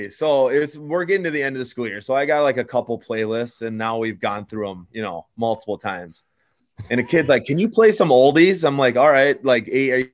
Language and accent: English; St. James, Minnesota, United States; moved away as an adult; now in Mountain Lake, United States; I'm disappointed in my hometown